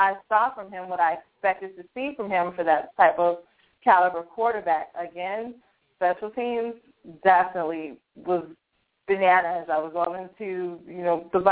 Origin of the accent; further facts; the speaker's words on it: Bears country, Illinois, United States; I'm from Bears country